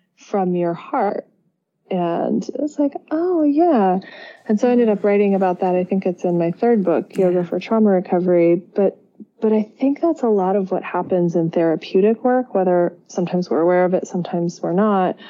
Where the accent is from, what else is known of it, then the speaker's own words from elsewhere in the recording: Berkeley, California, United States; moved away as an adult; also born or lived in Italy; I grew up in the San Francisco Bay Area and Berkeley, just across the bay